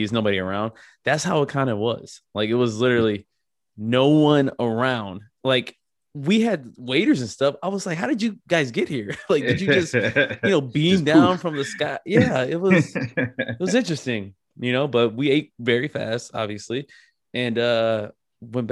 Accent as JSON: {"language": "English", "region": "Michigan", "country": "United States", "tie": "born or raised there", "moved": "yes", "lives_now": "Tampa, United States", "said": "when we were in Michigan, even then, like, you know, I'm in my hometown"}